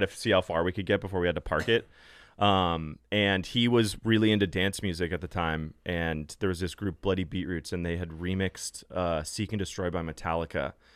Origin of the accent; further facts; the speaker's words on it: Los Angeles, California, United States; I grew up in L A, born and raised